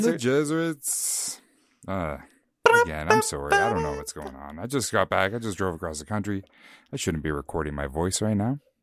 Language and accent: English; Canada; we're Canadian